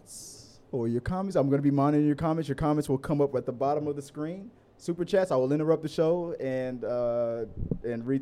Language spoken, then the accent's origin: English; Houston, Texas, United States; We're from Houston